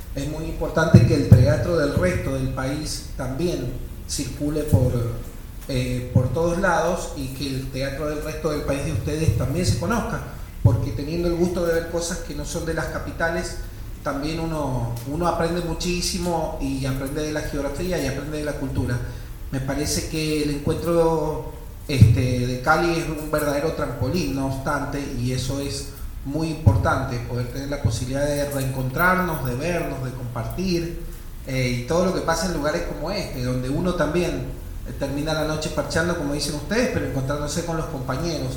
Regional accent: Mendoza, Argentina; nosotros somos de Mendoza

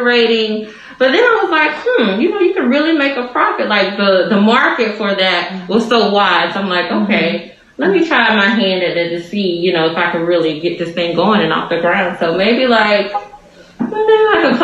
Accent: South Carolina, United States; moved away as an adult; I am from South Carolina. I moved here about 4 years ago with my husband

